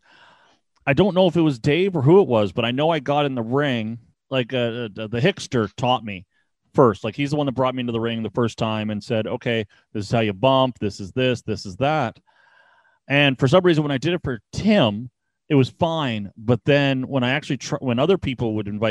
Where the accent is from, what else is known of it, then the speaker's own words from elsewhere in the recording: Ottawa, Ontario, Canada; I'm from Osgood, which is southeast